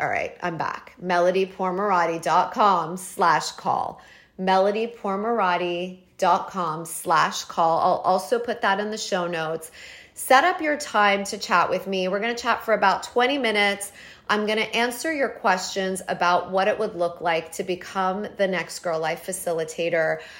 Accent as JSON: {"language": "English", "town": "Toronto", "region": "Ontario", "country": "Canada", "tie": "born or raised there", "moved": "as an adult", "lives_now": "New York, United States", "said": "I'm from Toronto. I grew up there, got married, and left when I was twenty-four"}